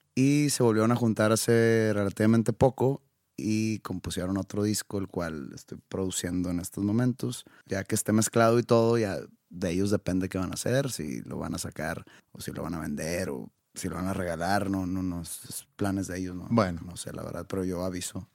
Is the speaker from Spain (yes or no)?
no; Mexico; Yo soy de México